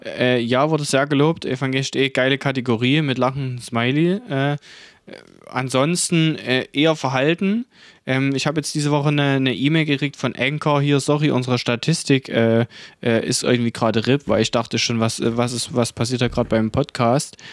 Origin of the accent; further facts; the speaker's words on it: Saxony, Germany; Denn wir sind aus Sachsen, wir sind aus dem Osten